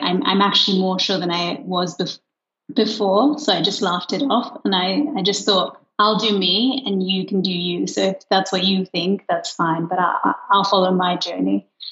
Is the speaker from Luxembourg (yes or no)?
yes; Luxembourg; moved away as an adult; I grew up in Luxembourg